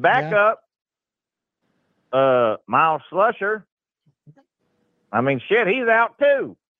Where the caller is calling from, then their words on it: Arkansas, United States; I'm calling from the great natural state of Arkansas